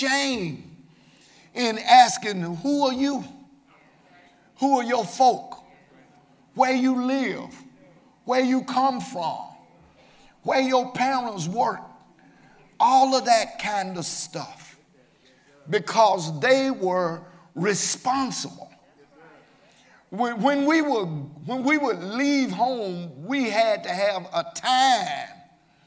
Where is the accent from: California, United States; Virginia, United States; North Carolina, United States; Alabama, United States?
Alabama, United States; Birmingham; I was raised here in Birmingham in a two-parent home